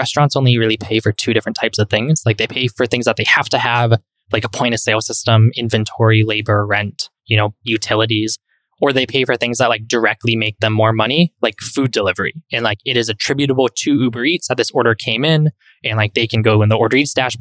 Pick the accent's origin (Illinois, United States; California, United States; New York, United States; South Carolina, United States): California, United States; East Bay, Bay Area; moved away as an adult; now in Miami, United States; I grew up in the Bay Area in the East Bay